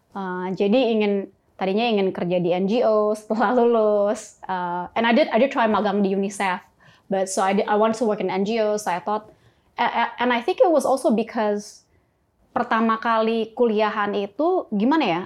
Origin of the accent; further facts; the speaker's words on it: Sukabumi, West Java, Indonesia; moved away; also born or lived in Jakarta; saya dulu lahir di Sukabumi.